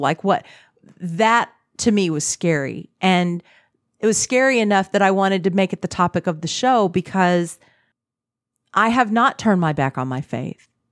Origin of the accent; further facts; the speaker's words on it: Texas, United States; I grew up in Texas I was raised in a very Christian setting